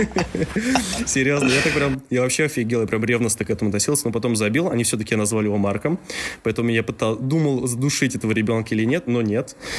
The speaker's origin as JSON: {"language": "Russian", "town": "Mezhdurechensk", "region": "Kemerovo Oblast", "country": "Russia", "tie": "born or raised there", "said": "я родился в Междуреченске, это тот самый маленький городок в Сибири, в Южной Сибири, да. Я там родился и вырос"}